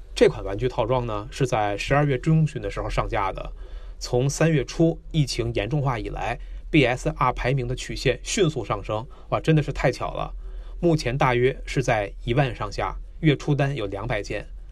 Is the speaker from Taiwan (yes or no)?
no; China; 我们中国人